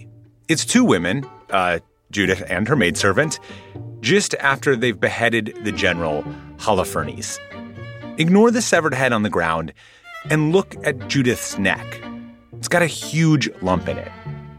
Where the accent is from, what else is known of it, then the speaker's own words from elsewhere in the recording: the Goiter Belt, Midwest, United States; I grew up in the Goiter Belt, and growing up, I had no idea I was living in the Goiter Belt.